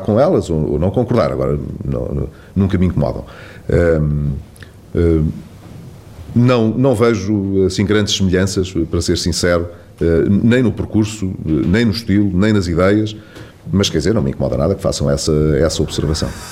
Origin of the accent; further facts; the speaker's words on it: Vila Real, Vila Real District, Portugal; Vila Real, que é justamente, como sabe, o distrito a que politicamente mais estou eh, ligado e, que é a minha terra.